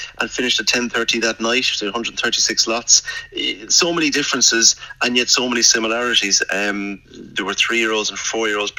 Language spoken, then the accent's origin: English; Sligo, Connacht, Ireland; I'm based from Sligo